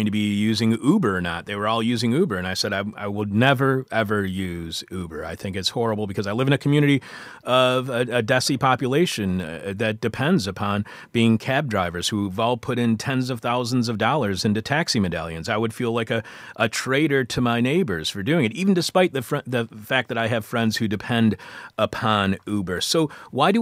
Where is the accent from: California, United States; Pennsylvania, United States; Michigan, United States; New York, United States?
Michigan, United States; Detroit; I was born in Detroit, raised just across 8 Mile Road from Detroit